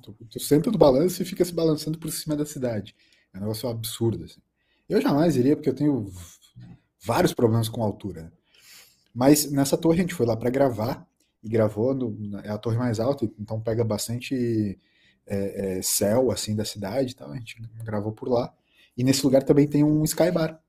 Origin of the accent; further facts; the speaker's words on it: Brazil; eu só falei Brasil